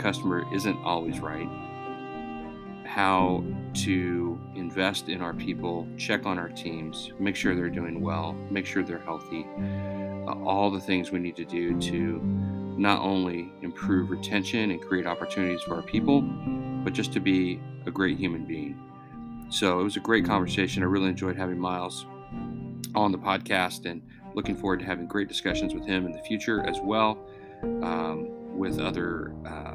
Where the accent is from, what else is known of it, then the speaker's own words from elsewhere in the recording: Springfield, Missouri, United States; moved away; I grew up in Springfield, kind of Republic area